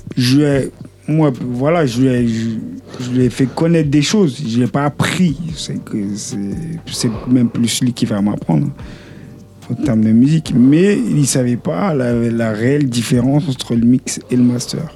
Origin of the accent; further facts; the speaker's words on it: Haiti; je suis haïtien, je suis pas du tout congolais